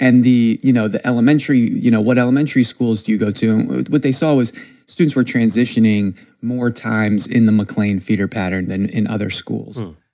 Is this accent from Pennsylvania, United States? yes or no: yes; Stroudsburg, Pennsylvania, United States; moved away as an adult; also born or lived in Lynchburg, Virginia; now in Tulsa, United States; grew up in Northeast PA, a, uh, a town called Stroudsburg, Pennsylvania